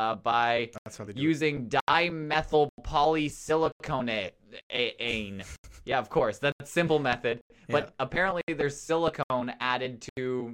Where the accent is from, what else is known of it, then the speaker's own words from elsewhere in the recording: Newfoundland and Labrador, Canada; accent: Newfoundland; Yeah, I should have done Ohio, that whole thing in my Newfoundland accent because it's much better.